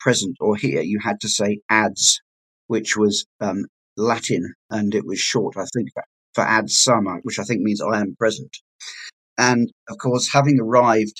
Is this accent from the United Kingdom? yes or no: yes; Bath, South West England, United Kingdom; accent: English; moved away as an adult; also born or lived in Taunton; now in Australia; I was brought up in the West Country originally near Bath, and then I moved to Taunton when I was 13 years old when my father's job relocated